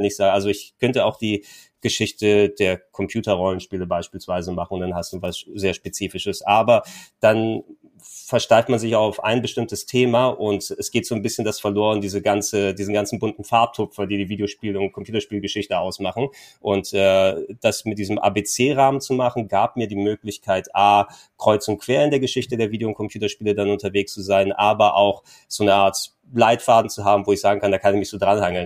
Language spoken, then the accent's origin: German; Hamburg, Germany; als gebürtiger Hamburger